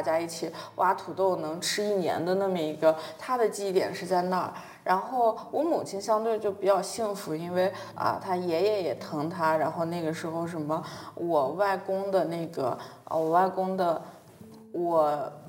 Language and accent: Chinese; northern China, China; accent: northern dialect; also born or lived in Beijing; 我今天也是方言很多啊，北方的那种方言